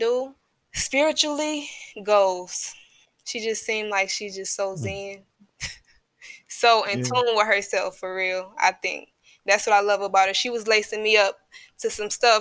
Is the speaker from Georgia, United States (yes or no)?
no; Detroit, Michigan, United States; also born or lived in Inkster, Michigan; I was born in, my family is from Inkster. So I was born out there, but I was raised in Detroit. We moved to Detroit when I was, fifth grade